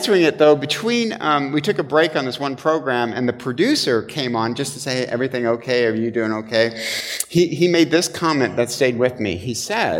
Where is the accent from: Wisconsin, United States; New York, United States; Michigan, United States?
Michigan, United States; moved away; I'm from Michigan.